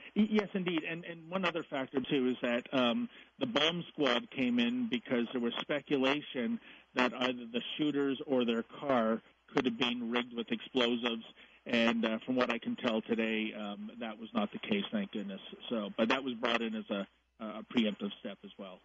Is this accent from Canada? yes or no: yes; Canada; I'm a Canadian.